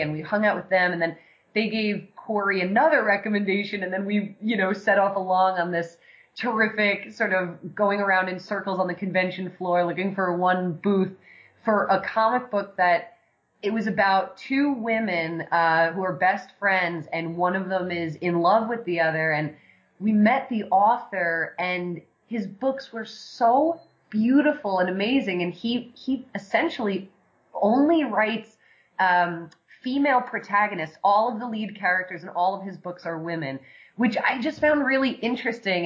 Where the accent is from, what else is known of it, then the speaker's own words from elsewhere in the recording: New York City, New York, United States; moved away as an adult; now in Los Angeles, United States; I'm originally from New York, uh, born and raised in Staten Island